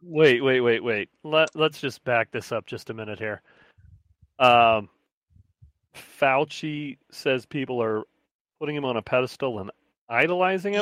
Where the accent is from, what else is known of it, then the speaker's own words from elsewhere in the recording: Midwest, United States; growing up in the Midwest